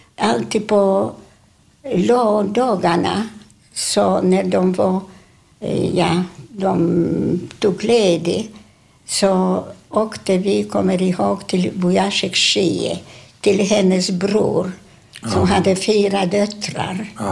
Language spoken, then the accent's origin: Swedish; Warsaw, Masovian Voivodeship, Poland; Swedish is a second language; moved away as an adult; now in Sweden; vi bodde, vi föddes på Ulica Miła